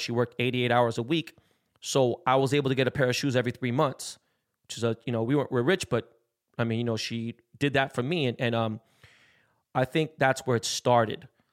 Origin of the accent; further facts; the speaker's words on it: West Coast, United States; I'm from the West Coast